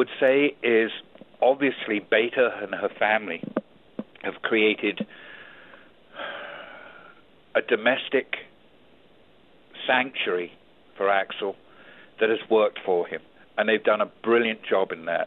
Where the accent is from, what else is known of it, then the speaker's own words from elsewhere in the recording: England, United Kingdom; moved away as an adult; also born or lived in Auckland, New Zealand; now in United States; I was raised in England